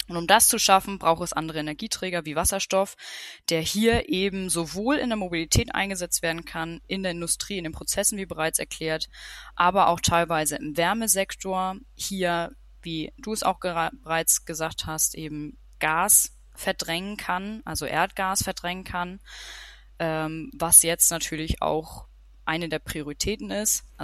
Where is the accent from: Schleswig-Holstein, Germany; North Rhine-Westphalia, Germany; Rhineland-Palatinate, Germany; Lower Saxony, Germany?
Schleswig-Holstein, Germany; also born or lived in Denmark; Ähm, ich bin aufgewachsen in Schleswig-Holstein, relativ nah an der dänischen Grenze, also in Nähe Flensburg, aber sehr ländlich. Bin da auch zu dänischen Kindergarten, dänische Schule äh, gegangen, also gehörte der dänischen Minderheit an. Hab sieben Jahre in Dänemark gewohnt.